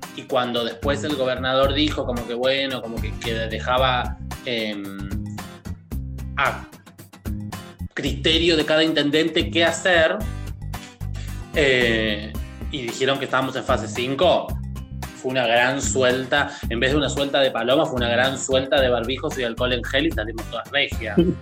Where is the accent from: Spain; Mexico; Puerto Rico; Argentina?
Argentina; moved away; also born or lived in Buenos Aires; me vuelvo a vivir a la ciudad, a mi ciudad natal, eh, después de muchos años